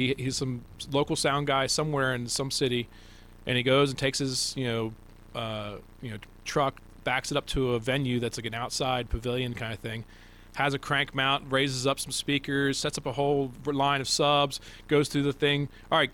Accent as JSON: {"language": "English", "area": "D.C. area", "region": "Maryland", "country": "United States", "tie": "born or raised there", "said": "I grew up in Maryland, D.C. area"}